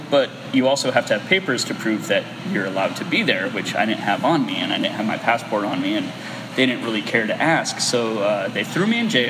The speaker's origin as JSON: {"language": "English", "country": "United States", "said": "I'm American."}